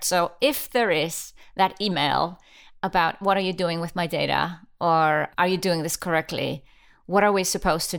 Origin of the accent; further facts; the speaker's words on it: Iceland; I'm from Iceland